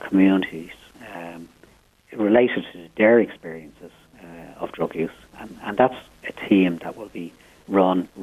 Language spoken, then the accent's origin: English; Dublin, Leinster, Ireland; I was born and reared in Finglas. I've reared my own family there